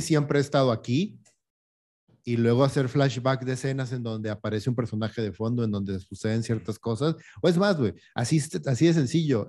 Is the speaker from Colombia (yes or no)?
no; Mexico